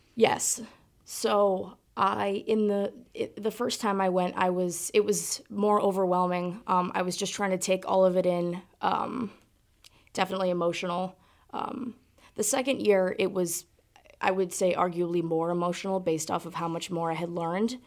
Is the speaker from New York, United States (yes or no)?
no; South Burlington, Vermont, United States; I am from South Burlington, Vermont